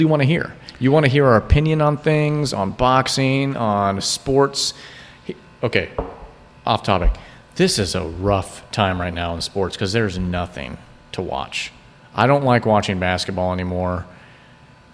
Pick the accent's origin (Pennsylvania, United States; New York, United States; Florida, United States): Florida, United States; we're from Florida